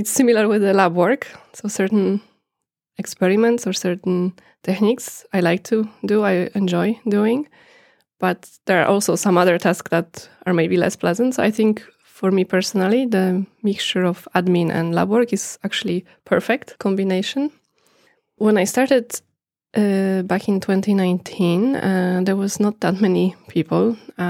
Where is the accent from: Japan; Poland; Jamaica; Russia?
Poland; moved away as an adult; now in Norway; I come from Poland. I am here in Norway since 2011.